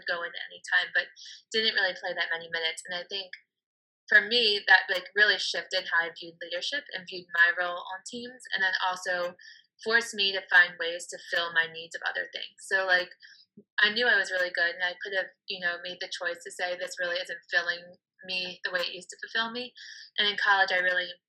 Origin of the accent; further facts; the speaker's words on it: Baltimore, Maryland, United States; moved away as an adult; now in Washington, D.C., United States; growing up in Baltimore